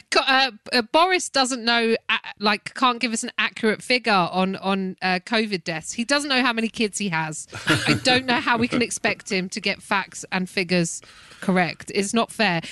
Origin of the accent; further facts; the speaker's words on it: United Kingdom; as a British person